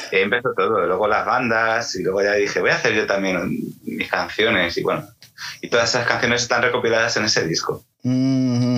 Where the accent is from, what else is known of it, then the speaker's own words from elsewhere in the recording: Toledo, Castilla-La Mancha, Spain; yo soy de Toledo